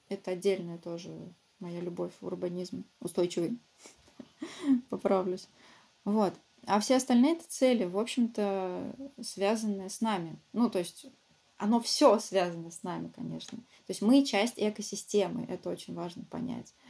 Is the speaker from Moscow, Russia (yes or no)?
no; Samara, Samara Oblast, Russia; also born or lived in Ulyanovsk; не живу, а родительский мой город, я из Самары.